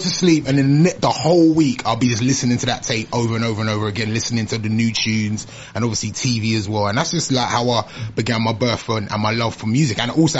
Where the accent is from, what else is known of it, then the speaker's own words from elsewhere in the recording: London, United Kingdom; also born or lived in Islington; I was born in East Dulwich Hospital